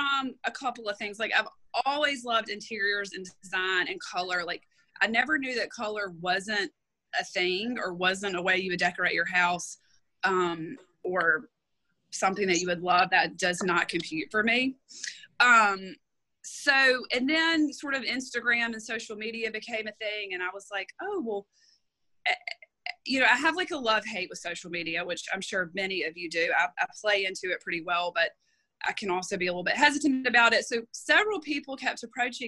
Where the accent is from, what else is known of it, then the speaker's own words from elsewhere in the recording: Eufaula, Alabama, United States; also born or lived in Birmingham, Alabama; I grew up in Eufaula